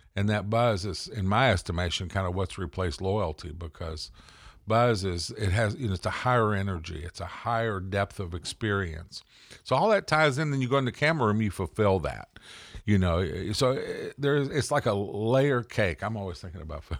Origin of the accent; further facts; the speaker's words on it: the South, United States; I'm from the South